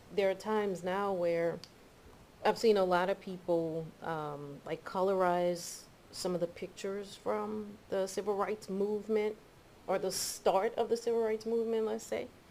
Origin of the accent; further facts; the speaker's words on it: the South, United States; as a black person growing up in the South